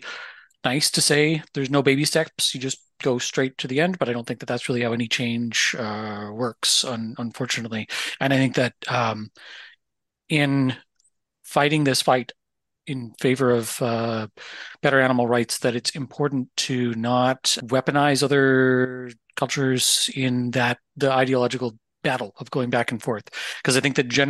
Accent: Canada; I'm from Canada

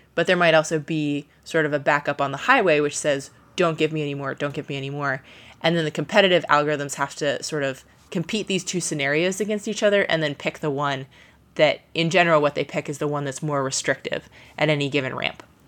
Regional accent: Ohio, United States; moved away; I grew up in Ohio

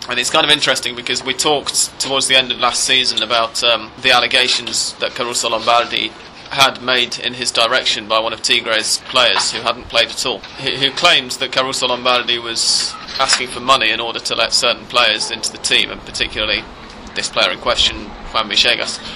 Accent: England, United Kingdom; as an Englishman

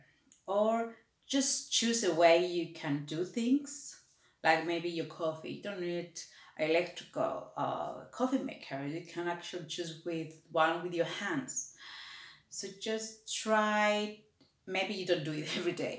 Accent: Cyprus; moved away; I came from Cyprus and we already always had a water shortage

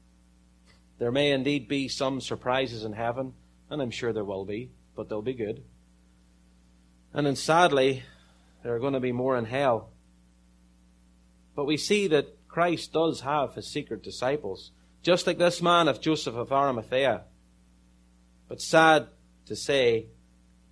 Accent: Ireland; I'm from Ireland

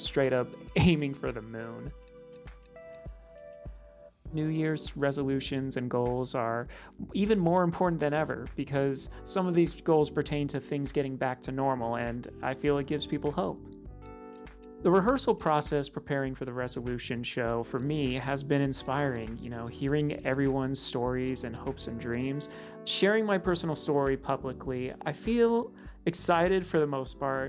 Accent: Los Angeles, California, United States; I'm from Los Angeles, California

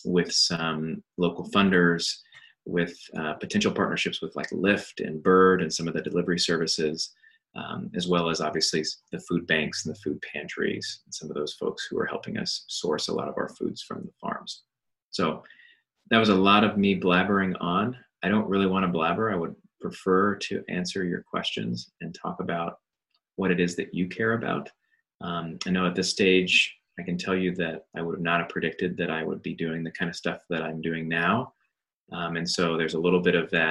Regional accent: Indiana, United States; moved away as an adult; also born or lived in Stanford, California / Boston, Massachusetts; now in Austin, United States; I'm a Hoosier, so that means I'm from Indiana. That's where I was born.

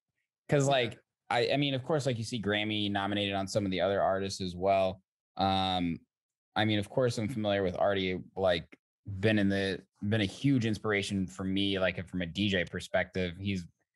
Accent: Zionsville, Indiana, United States; now in Chicago, United States; I'm from Zionsville, Indiana

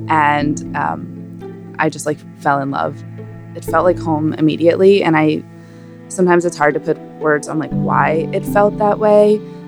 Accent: Boston, Massachusetts, United States; I am a documentarian and an educator based here in Boston, which is my hometown.

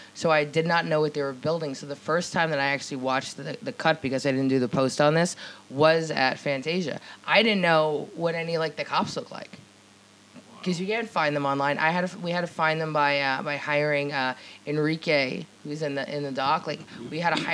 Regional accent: New Jersey, United States; I'm from Jersey.

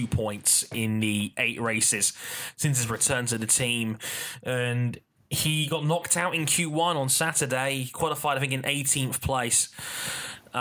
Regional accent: London, United Kingdom; I was born in London, England, and have lived in West London my entire life

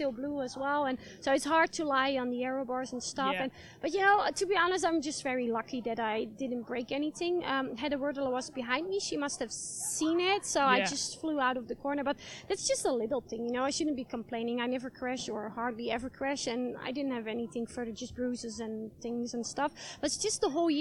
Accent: Netherlands; in the Netherlands, in my home country.

